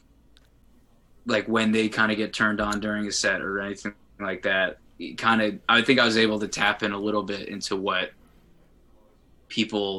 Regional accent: New Jersey, United States; I'm from New Jersey

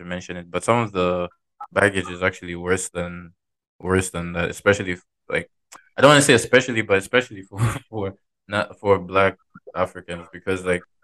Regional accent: Zambia; moved away; I'm from Zambia

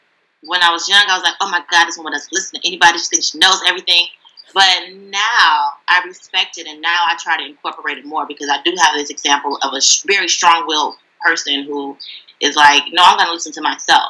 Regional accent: Detroit, Michigan, United States; now in Brooklyn, New York, United States; I'm originally from Detroit, but now I live in Brooklyn, New York

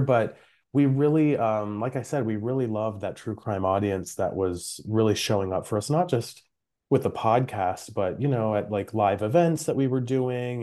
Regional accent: Maryland, United States; I'm from Maryland.

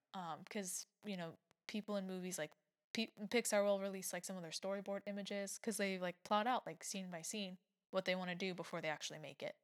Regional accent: United States

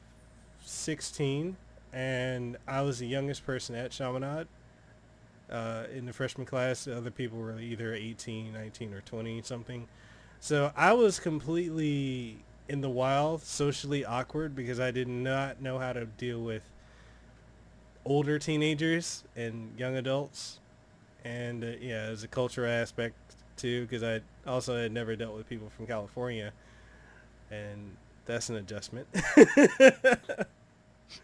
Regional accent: Samoa; English is a second language; also born or lived in Memphis, Tennessee / Honolulu, Hawaii; now in Hawaii, United States; I'm originally from Western Samoa, and then I went from Western Samoa to Memphis, Tennessee, where my dad was, and then from there to Hawaii, where I'm at now.

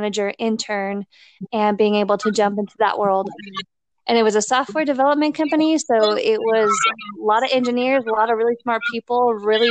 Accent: Arizona, United States; also born or lived in Minnesota / Colorado; I was born in Minnesota and I ended up moving to Arizona with my family and my mom. And I lived in Arizona, went to elementary school, junior high school, and then most of college.

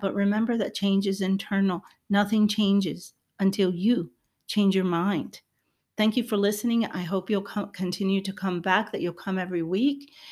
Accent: Puerto Rico; I'm Hispanic, I'm, I'm Puerto Rican

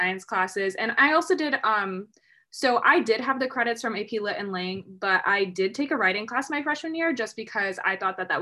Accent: Illinois, United States; moved away as an adult; also born or lived in Michigan; I'm from Illinois.

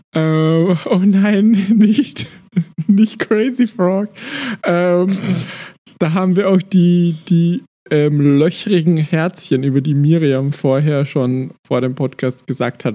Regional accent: Austria; ich bin Österreicher

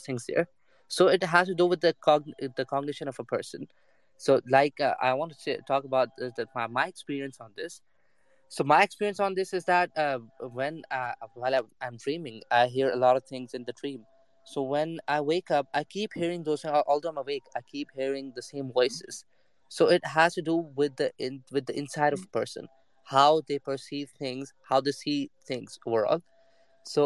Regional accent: Pakistan; moved away as an adult; now in Nottingham, United Kingdom; I'm from Pakistan.

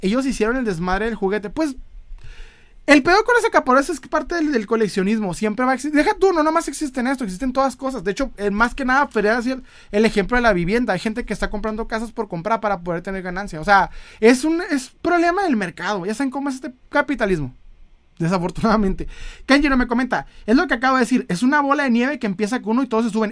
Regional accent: northern Mexico, Mexico; accent: norteño; soy, soy norteño. Así hablo, ¿eh? Hablo bien fuerte

